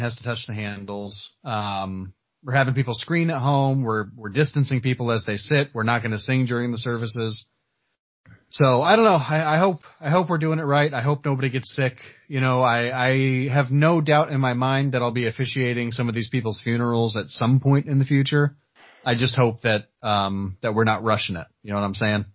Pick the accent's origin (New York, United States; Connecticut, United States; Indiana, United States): Indiana, United States; Earl Park; growing up in Earl Park, uh, town of like 200 people